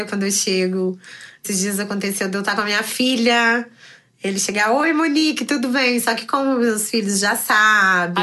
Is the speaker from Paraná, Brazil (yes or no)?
yes; Curitiba, Paraná, Brazil; now in Rio de Janeiro, Brazil; Sou curitibana, mas atualmente moro no Rio de Janeiro.